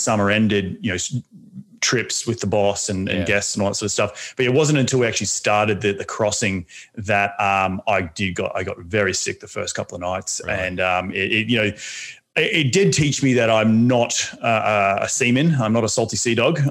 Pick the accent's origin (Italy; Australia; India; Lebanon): Australia; moved away as an adult; also born or lived in New York City, United States; now in Los Angeles, United States; being an Australian